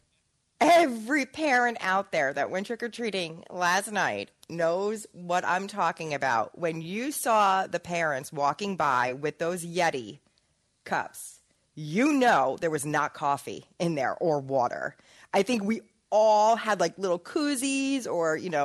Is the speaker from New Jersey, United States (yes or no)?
yes; New Jersey, United States; we're all from North Jersey.